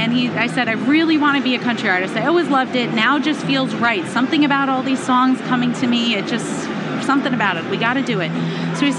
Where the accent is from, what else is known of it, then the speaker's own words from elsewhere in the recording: upstate New York, United States; also born or lived in Brooklyn, New York; I was actually born in Brooklyn, New York, and was raised in upstate New York